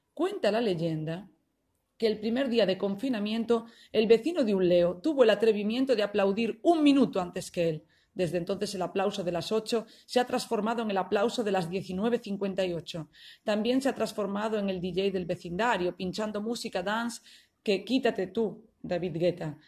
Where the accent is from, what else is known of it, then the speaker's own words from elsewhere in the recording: Spain; moved away as an adult; now in Italy; soy española. Soy de España, pero vivo en Italia. Vivo en Italia desde hace 13 años